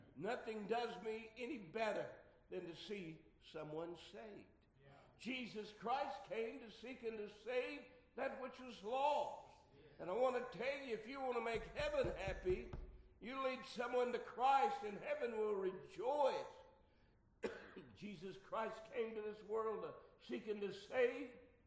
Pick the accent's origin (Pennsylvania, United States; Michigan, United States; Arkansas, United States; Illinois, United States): Arkansas, United States; Arkansas, my home state